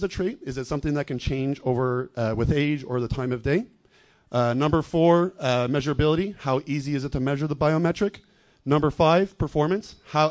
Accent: Montreal, Quebec, Canada; I'm from Montreal, Canada.

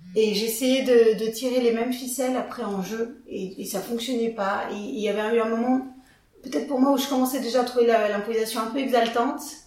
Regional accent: Villefranche-sur-Saône, Auvergne-Rhône-Alpes, France; also born or lived in Lyon; je viens de Villefranche-sur-Saône, petite bourgade, euh, ma foi fort sympathique

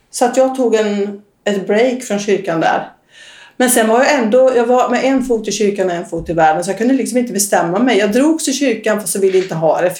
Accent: Västra Götaland, Sweden; accent: västgötska; Jag kommer från Västergötland.

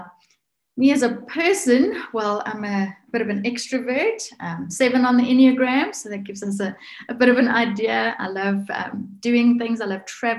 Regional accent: South Africa; also born or lived in north of South Africa; now in Alberton, South Africa; I'm from South Africa

